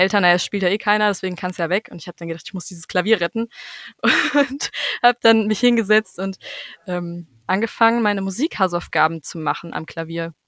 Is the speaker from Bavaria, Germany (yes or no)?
no; Bad Homburg, Hesse, Germany; in Bad Homburg ähm, wo ich herkomme